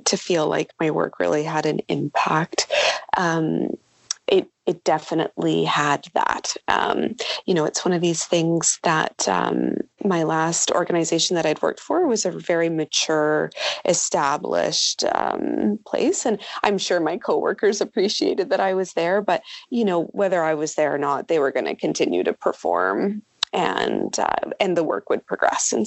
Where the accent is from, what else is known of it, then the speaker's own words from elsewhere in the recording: Vancouver, British Columbia, Canada; moved away as an adult; now in Yellowknife, Canada; I'm originally from Vancouver